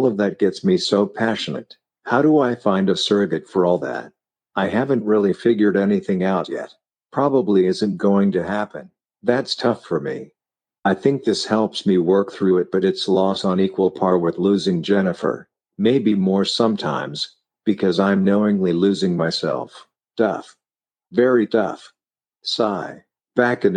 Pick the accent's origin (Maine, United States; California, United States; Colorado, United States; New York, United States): Colorado, United States; Denver; also born or lived in Flint, Michigan / Burlington, Vermont; We had moved from Flint to Denver and food was noticeably different. Growing up in the Midwest, meat and potatoes was standard